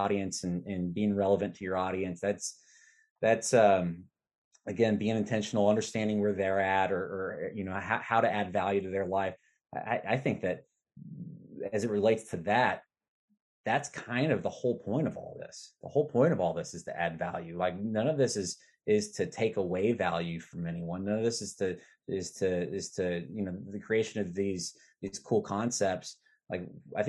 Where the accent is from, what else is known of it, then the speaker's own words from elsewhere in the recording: Arkansas, United States; I'm from Arkansas